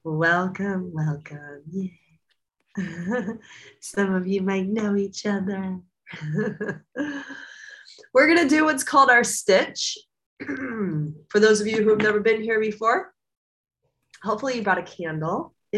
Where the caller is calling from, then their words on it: Costa Rica; calling from Costa Rica, I'm an old timer here.